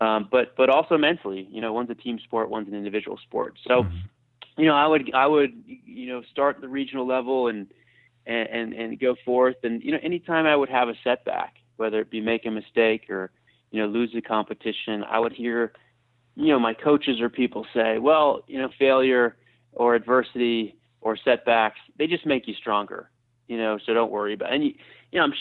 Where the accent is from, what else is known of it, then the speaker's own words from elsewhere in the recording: Colorado, United States; I was raised in the mountains. I was raised outside. I grew up in Colorado